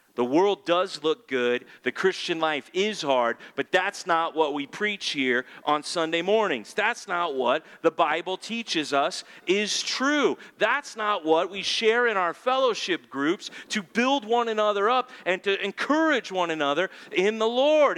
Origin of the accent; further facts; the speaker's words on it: California, United States; I'm a Californian